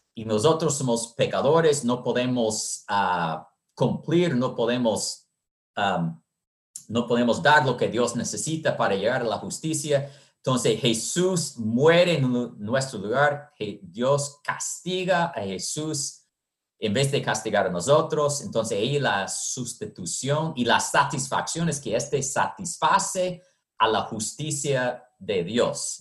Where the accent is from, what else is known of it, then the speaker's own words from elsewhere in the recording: United States; moved away as an adult; also born or lived in Honduras; soy de los Estados Unidos